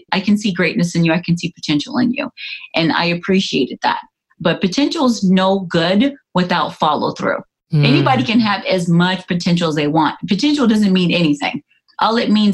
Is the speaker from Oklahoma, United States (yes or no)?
no; California, United States; moved away as an adult; also born or lived in Atlanta, Georgia; I'm originally from California